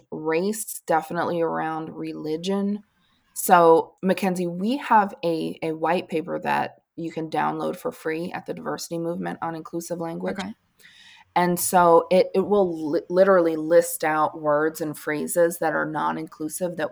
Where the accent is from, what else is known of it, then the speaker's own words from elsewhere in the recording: Northeast, United States; moved away; I'm from the Northeast originally. And so I grew up saying, "Hi, guys,"